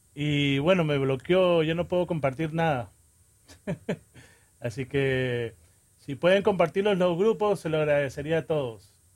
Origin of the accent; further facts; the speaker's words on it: Peru; moved away; Soy peruano